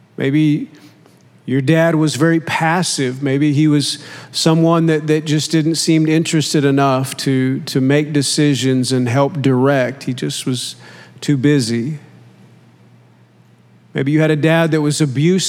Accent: Oklahoma, United States; I grew up in Oklahoma

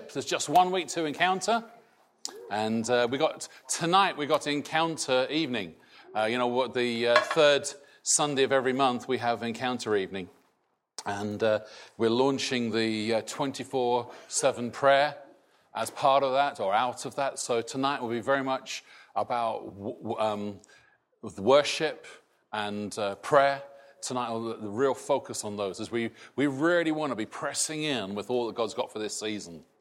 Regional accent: Scotland, United Kingdom; now in England; I am British, not Scottish. I will never be English. {S255} {S0} but I now have a different identity, really, from what I grew up with. That, as I'm in this country and not Scotland, changes my outlook

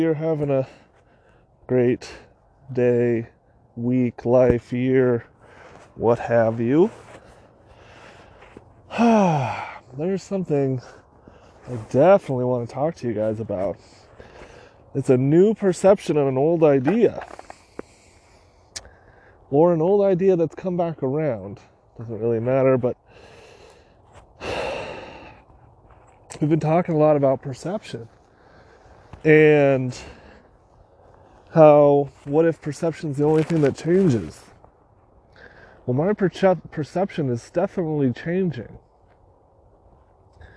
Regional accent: California, United States; we were born and raised in California

